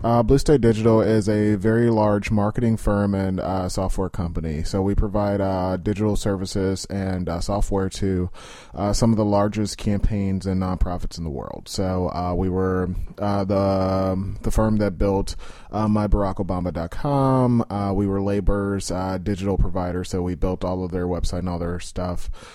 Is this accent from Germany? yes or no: no; Chicago, Illinois, United States; moved away as an adult; now in Washington, D.C., United States; I grew up in Austin. So, I grew up, uh, at about North and Cicero